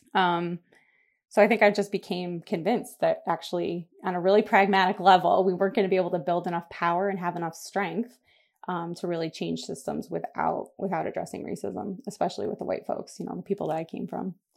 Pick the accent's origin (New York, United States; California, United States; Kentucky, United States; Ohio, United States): New York, United States; Buffalo; I am from Buffalo, New York, which is where I still live, and that's where most of my people still are. Um, I grew up here